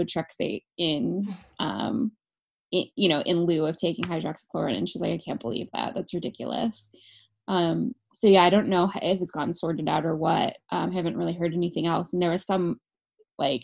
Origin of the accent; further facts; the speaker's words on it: California, United States; moved away; I'm from California originally